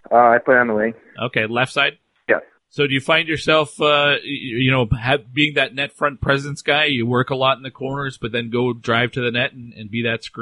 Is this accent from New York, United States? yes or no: no; Onalaska, Wisconsin, United States; I'm from Onalaska, Wisconsin.